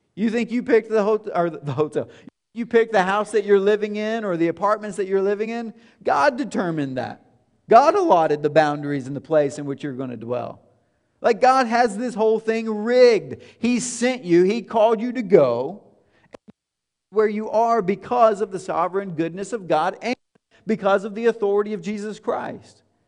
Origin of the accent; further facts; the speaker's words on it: Tennessee, United States; moved away as an adult; now in Indianapolis, United States; It's not where I grew up. It's not home, although now it is home for us. But it's not where we're from. We left, and leaving was hard in twenty thirteen when we left Tennessee.